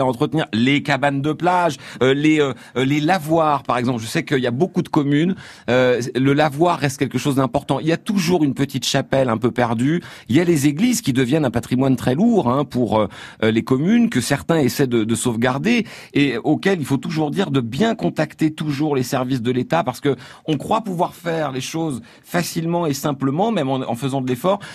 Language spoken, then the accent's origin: French; Argentan, Normandy, France; Moi, je suis né à Argentan, la ville a été détruite à 85%